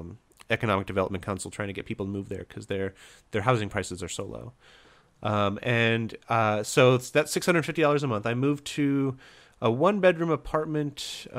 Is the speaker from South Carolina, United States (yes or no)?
no; Indiana, United States; now in California, United States; And so I come from Indiana, where housing prices are super cheap, and I moved to a place where housing prices are, I think at this point, it's the most expensive in the country.